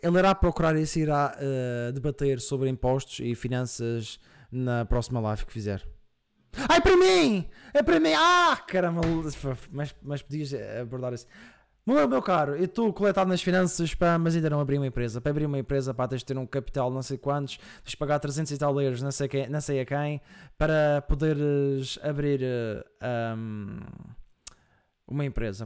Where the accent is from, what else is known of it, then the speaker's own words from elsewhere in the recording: Madeira, Portugal; accent: Madeiran; eu venho da Madeira